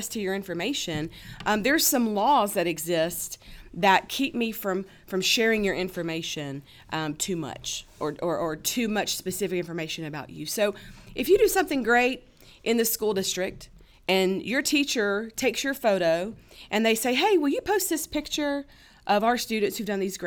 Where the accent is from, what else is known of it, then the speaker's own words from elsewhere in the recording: Mississippi, United States; growing up, I grew up in Mississippi